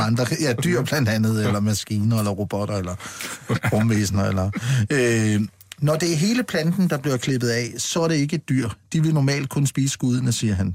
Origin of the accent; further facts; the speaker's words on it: Funen, Southern Denmark, Denmark; jeg kommer fra Fyn